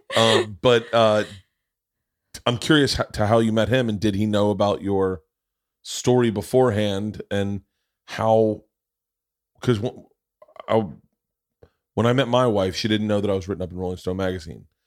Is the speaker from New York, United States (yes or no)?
no; Florida, United States; I grew up in Florida